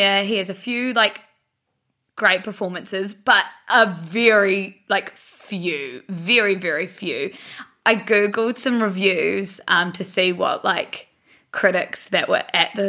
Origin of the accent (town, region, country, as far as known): Blenheim, Marlborough, New Zealand; now in Auckland, New Zealand